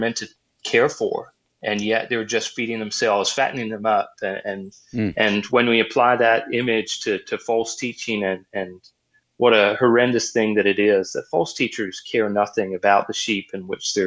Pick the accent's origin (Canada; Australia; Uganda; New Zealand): Australia; now in Virginia, United States; I grew up in Australia where, you know, there was times where we had water droughts